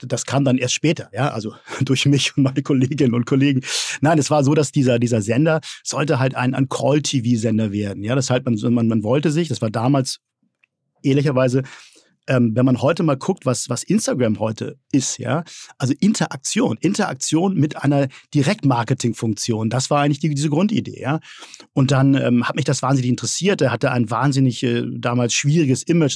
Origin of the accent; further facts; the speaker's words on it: Hamburg, Germany; Ich bin ja Hamburger äh, mhm. durch und durch